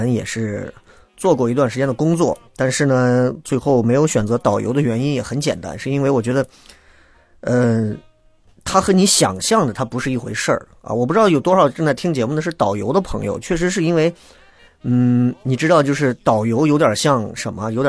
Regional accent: Xi'an, Shaanxi, China; 尤其作为西安人来讲啊，是我们心中的一个神一般的朝代啊

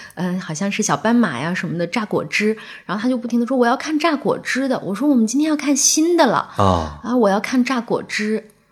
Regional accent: Inner Mongolia, China; now in Beijing, China; 我们老家就是内蒙

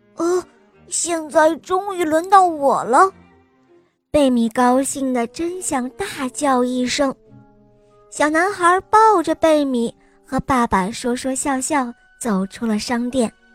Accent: Beijing, China; 我今年我七岁了，我来自北京

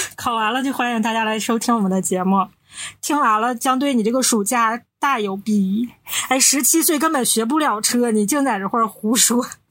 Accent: Northeast China, China; 我们是三个来自东北的 ladies

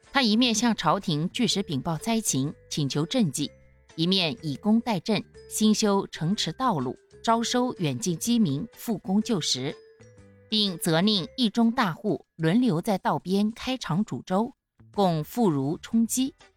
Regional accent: Xinghua, Jiangsu, China; 我的家乡呀，位于江苏省泰州市的新化市

